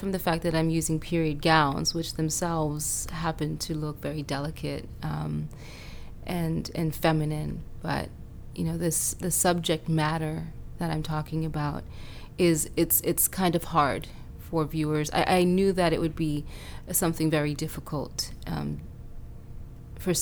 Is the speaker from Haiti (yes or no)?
yes; Haiti; now in United States; I was born in Haiti, and I spent a lot of time in Haiti when I was younger.